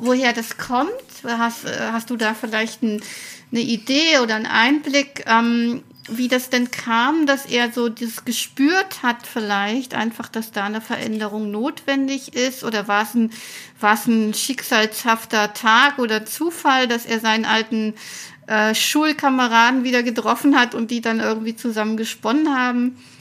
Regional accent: Weimar, Thuringia, Germany; in meiner Heimat Thüringen

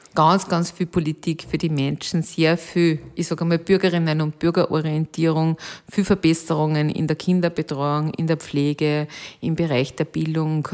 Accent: Alkoven, Upper Austria, Austria; meine Heimatgemeinde heißt Alkoven

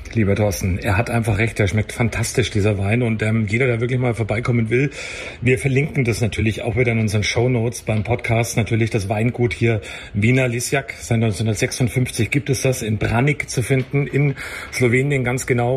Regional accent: Coburg, Bavaria, Germany; Ich aus Coburg, aus Oberfranken

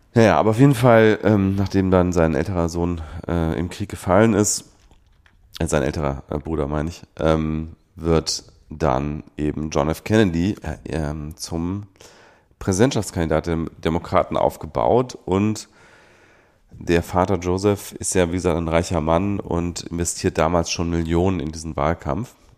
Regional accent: Rhineland, Germany; ich bin Rheinländer

